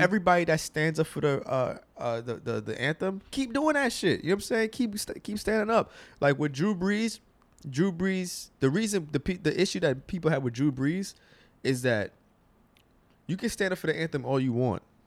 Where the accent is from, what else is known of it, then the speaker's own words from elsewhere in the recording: United States; I'm a American